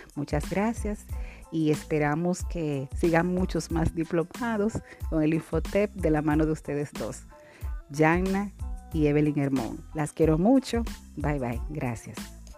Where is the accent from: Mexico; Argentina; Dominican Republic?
Dominican Republic; sirviendo a mi país